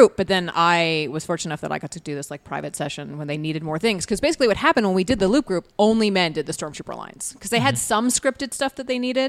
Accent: Canada; accent: Canadian; when I went to theater school, the first thing they did was like beat my Canadian accent out of me and then give me a British accent.

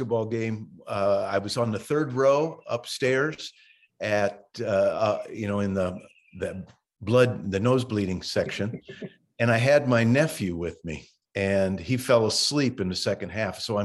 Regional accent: North Liberty, Indiana, United States; moved away as an adult; also born or lived in Pennsylvania / Kokomo, Indiana / Italy; I'm from North Liberty, Indiana, up near South Bend. The high school now is John Glenn High School in Walkerton. So they combined with Walkerton. But I grew up there my whole life till I went to college out east

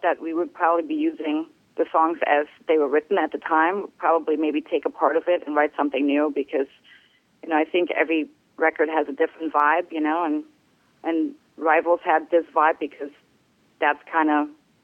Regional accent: Netherlands; also born or lived in Germany; now in United States; I'm originally from Germany. I grew up in Holland, and I've been in the States for a very long time

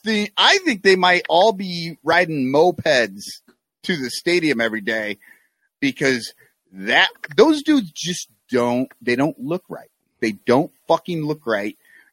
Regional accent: Davenport, Iowa, United States; moved away; my hometown single A team.

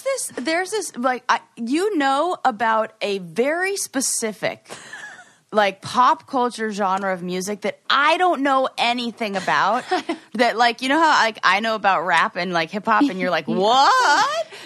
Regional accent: Los Angeles, California, United States; LA, but I was born and raised there. I did not move there.

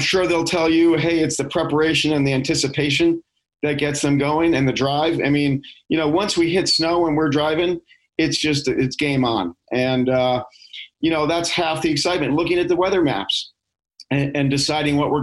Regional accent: New York, United States; moved away; I grew up in New York, actually, in the suburbs

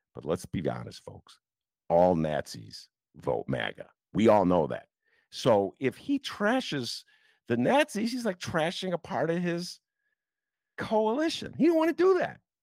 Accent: Chicago, Illinois, United States; as Chicagoan

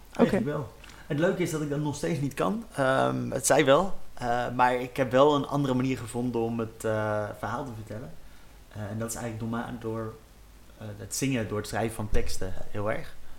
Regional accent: Utrecht, Netherlands; also born or lived in Maarssen; ik ben opgegroeid in Zuilen in, Utrecht

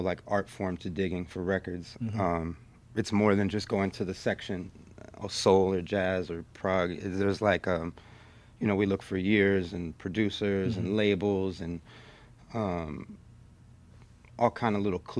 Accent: Los Angeles, California, United States; also born or lived in Santa Monica; growing up in Venice made you a certain type of person

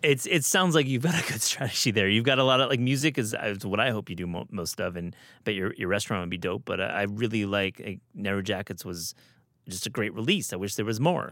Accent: Michigan, United States; I'm from Michigan

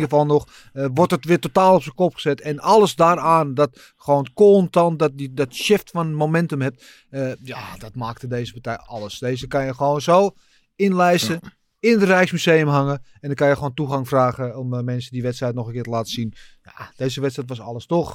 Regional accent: Brazil; moved away; Ik als Braziliaan

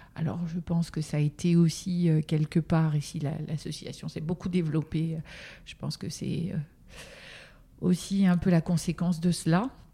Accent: Normandy, France; je suis normande à l'origine

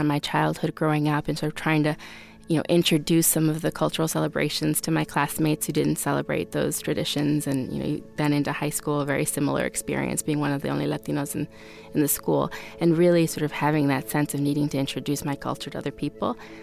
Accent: Fremont, Ohio, United States; So I grew up in Northwest Ohio. My hometown is called Fremont, Ohio

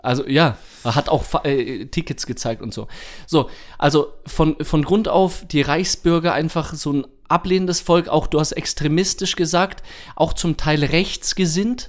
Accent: Germany; identifizieren wir uns als Deutsche

